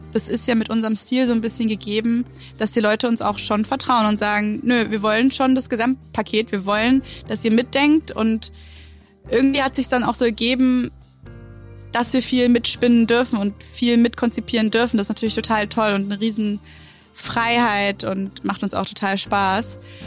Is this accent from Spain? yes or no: yes; Mallorca, Balearic Islands, Spain; moved away as an adult; now in Berlin, Germany; ich bin ja auf Mallorca groß geworden